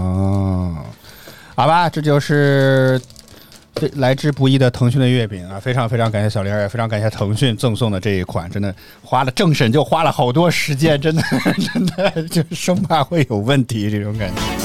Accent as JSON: {"language": "Chinese", "region": "northern China", "country": "China", "said": "作为一个北方人"}